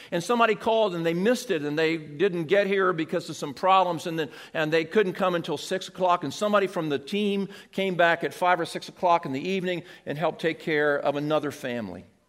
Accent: Seaford, Delaware, United States; I'm from Seaford, and that middle school is a school that I went

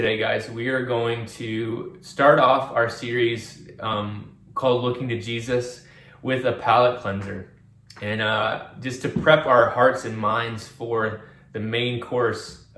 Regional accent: Virginia, United States; I grew up on the East Coast. I grew up in Virginia near the Atlantic Ocean.

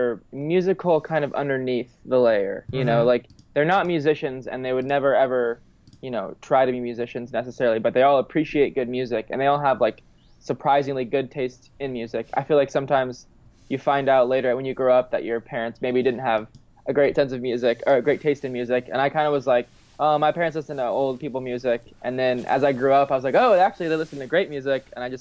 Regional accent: Orange County, California, United States; moved away as an adult; also born or lived in Denton, Texas / Dallas area, Texas; now in New York, United States; I grew up in Telly, California, in Orange County, just below LA. I was there until I was 18

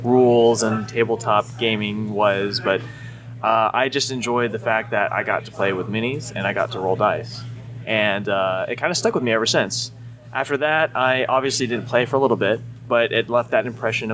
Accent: Memphis, Tennessee, United States; also born or lived in Millington, Tennessee; I'm from here, from Memphis. I was born in Millington back when there was still a hospital over at the Navy base

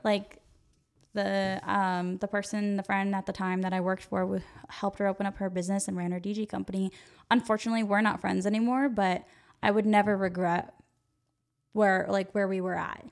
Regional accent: Yuba City, California, United States; I grew up in Yuba City, California.

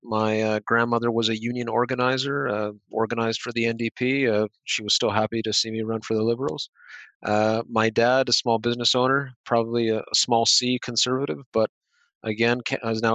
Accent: Exeter, Ontario, Canada; now in London, Canada; I grew up just outside of Exeter

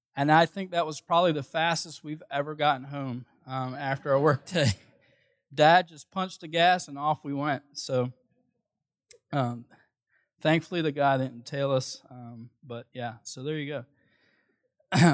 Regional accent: Philadelphia, Pennsylvania, United States; moved away; I'm originally from Philadelphia

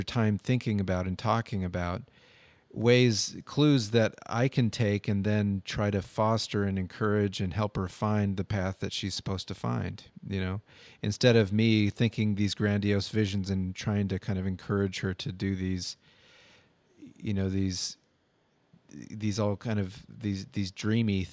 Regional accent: United States; growing up in America

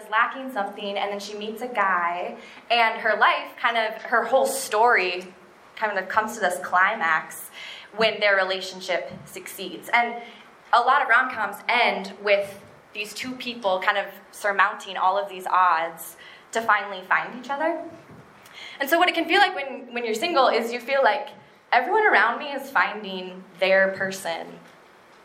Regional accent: Minneapolis, Minnesota, United States; I am from Minneapolis.

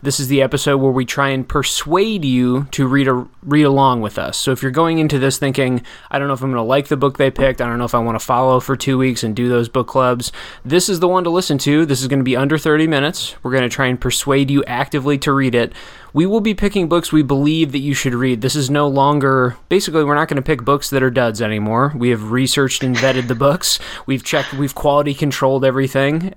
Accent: Janesville, Wisconsin, United States; I grew up in Janesville.

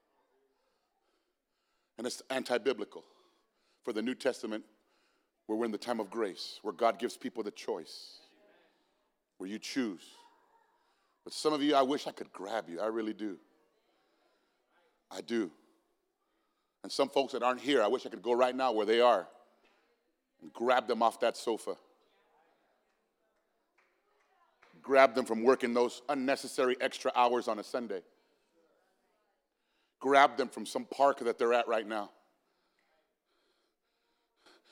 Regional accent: Phoenix, Arizona, United States; I'm from South Phoenix

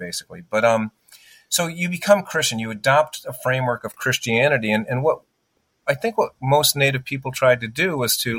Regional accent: United States; My father was Sicilian. My mother was German. I'm American

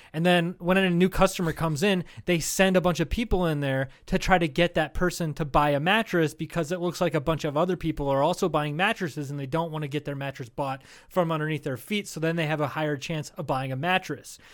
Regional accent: Charles City, Iowa, United States; my hometown of Charles City, Iowa.

